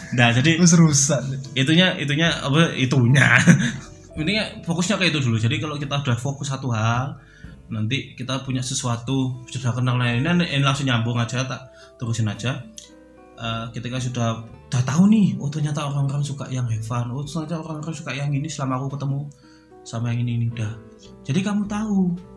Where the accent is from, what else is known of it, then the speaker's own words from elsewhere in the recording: Surabaya, East Java, Indonesia; aku kan dari Surabaya